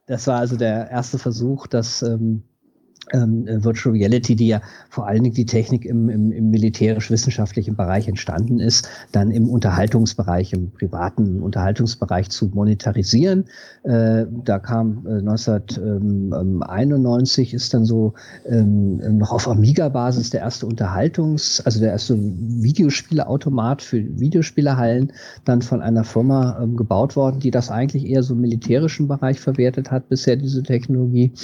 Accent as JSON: {"language": "German", "region": "West Germany", "country": "Germany", "tie": "born or raised there", "said": "Ich bin zwar in Westdeutschland groß geworden"}